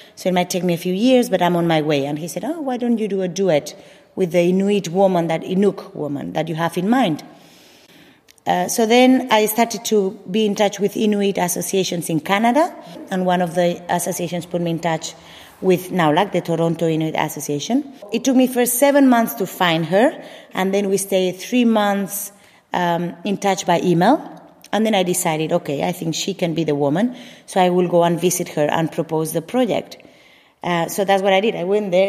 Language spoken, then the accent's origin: English; Mallorca, Balearic Islands, Spain; English is a second language; moved away; also born or lived in Madrid; Nací en Madrid, crecí en Mallorca.